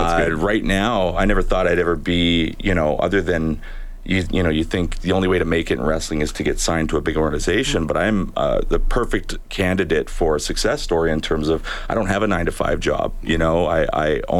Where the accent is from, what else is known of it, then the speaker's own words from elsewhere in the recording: Edmonton, Alberta, Canada; I'm from Edmonton here.